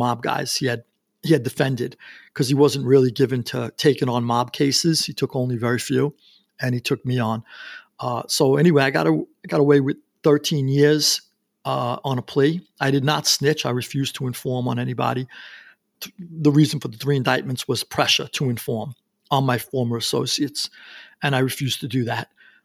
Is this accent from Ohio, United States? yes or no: no; New York City, New York, United States; I grew up in Queens, New York